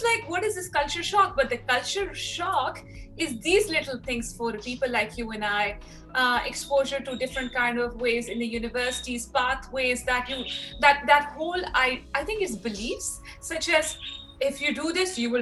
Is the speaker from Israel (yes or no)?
no; Pakistan; moved away as an adult; now in Australia; the way I grew up in Pakistan.